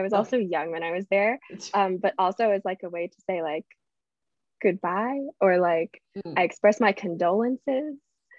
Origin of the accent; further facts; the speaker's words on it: Atlanta, Georgia, United States; I grew up in the South.